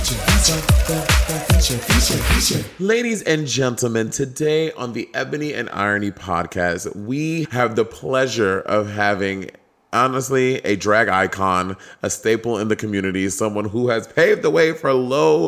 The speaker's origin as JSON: {"language": "English", "town": "New York City", "region": "New York", "country": "United States", "said": "I went to school in Manhattan on a school on 48th Street, and I took the train to and from"}